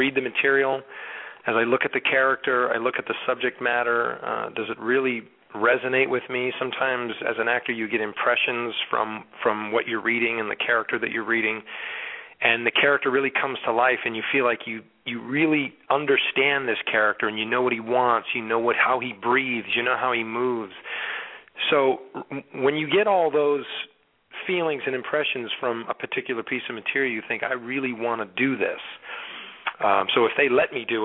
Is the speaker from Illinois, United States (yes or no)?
yes; Rockford, Illinois, United States; moved away as an adult; also born or lived in Connecticut / Brooklyn, New York; now in California, United States; And then my mom moved to the Midwest to a town called Rockford, Illinois. And that's where I spent the next 17 years or so